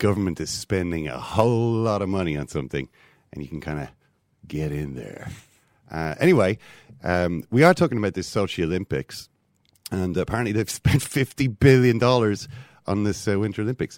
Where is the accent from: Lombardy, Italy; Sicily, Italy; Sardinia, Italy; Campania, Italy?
Sicily, Italy; moved away; I always found that funny growing up in Sicily